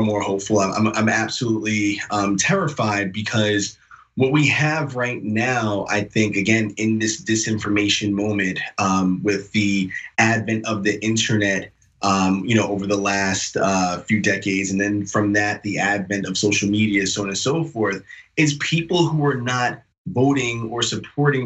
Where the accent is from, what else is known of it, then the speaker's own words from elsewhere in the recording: New York City, New York, United States; I'm not only from New York, but I lived a long time in Queens. You know, I'm a New York City guy